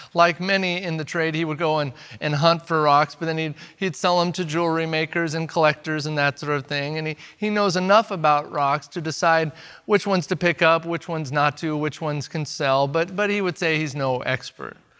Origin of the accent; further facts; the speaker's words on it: the Northwest, Pacific Northwest, United States; also born or lived in Eugene, Oregon; they will automatically know I'm from America. They'll know by my language, they'll know by my accent, Furthermore, my clothes might give away that I'm from the Northwest.